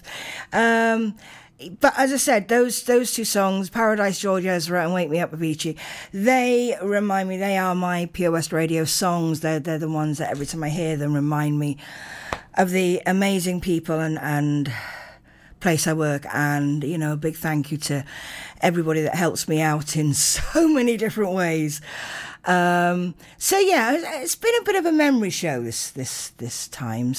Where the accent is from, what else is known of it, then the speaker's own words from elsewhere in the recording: Narberth, Wales, United Kingdom; growing up in Narberth